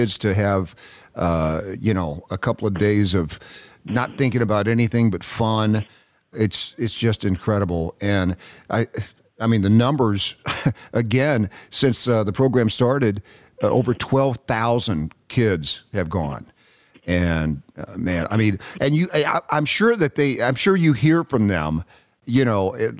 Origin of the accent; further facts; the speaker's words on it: Knoxville, Tennessee, United States; moved away; I'm originally from Knoxville, Tennessee